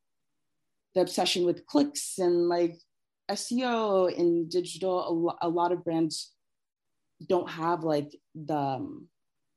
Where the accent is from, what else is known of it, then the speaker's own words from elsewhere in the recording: Columbus, Ohio, United States; I grew up outside of Columbus